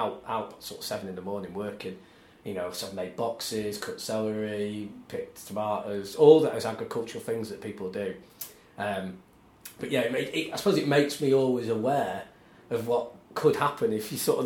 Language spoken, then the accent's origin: English; Banks, North West England, United Kingdom; moved away as an adult; also born or lived in Wigan / Southport; now in Manchester, United Kingdom; We moved to a really small village near Southport, about 20 minutes from Southport, and grew up there, really, a little tiny little village called Banks, where my mum was from